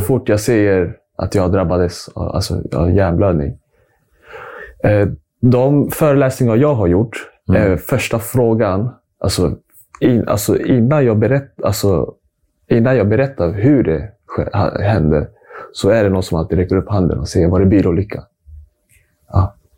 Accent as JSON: {"language": "Swedish", "town": "Stockholm", "region": "Stockholm County", "country": "Sweden", "tie": "born or raised there", "said": "Född och uppvuxen här i Stockholm"}